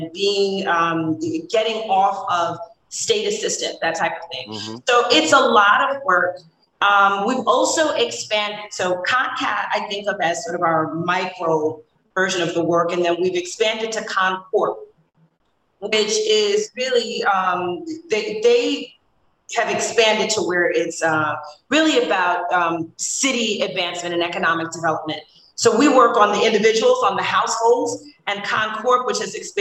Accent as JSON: {"language": "English", "town": "New Haven", "region": "Connecticut", "country": "United States", "tie": "born or raised there", "also_born_or_lived": "Brooklyn, New York", "said": "I grew up here in New Haven. I'm Brooklyn born, New Haven raised"}